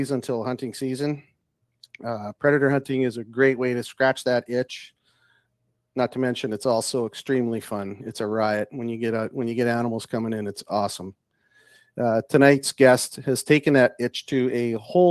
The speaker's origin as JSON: {"language": "English", "region": "Saskatchewan", "country": "Canada", "tie": "born or raised there", "said": "I'm originally from Saskatchewan as well, and my dad in the wintertime had me out coyote hunting."}